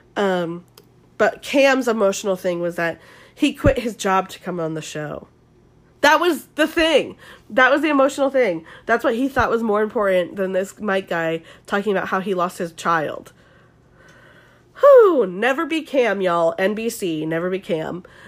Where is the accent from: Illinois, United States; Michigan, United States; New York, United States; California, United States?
California, United States; Southern; accent: SoCal; my normal accent's kind of SoCal